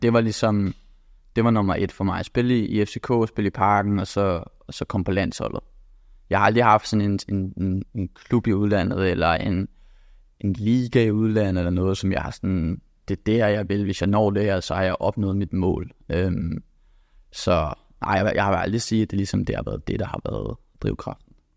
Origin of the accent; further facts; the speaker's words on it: Copenhagen, Capital Region of Denmark, Denmark; moved away as an adult; also born or lived in England; now in Bologna, Italy; da jeg havde alle muligheder hjemme i København